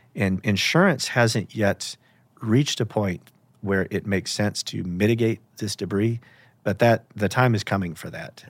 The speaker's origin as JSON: {"language": "English", "country": "United States", "tie": "born or raised there", "said": "I grew up in America"}